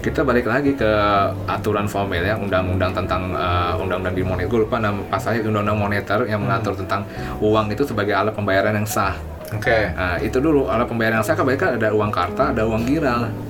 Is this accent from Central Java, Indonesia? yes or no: yes; Purwokerto, Central Java, Indonesia; Iya, dari dari dari tempat nenek ya, gue dari Purwokerto, Jawa Tengah.